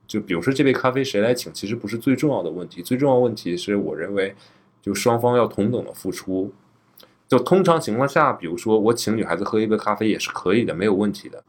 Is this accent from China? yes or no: yes; Northeast China, China; 我作为一个土生土长的东北人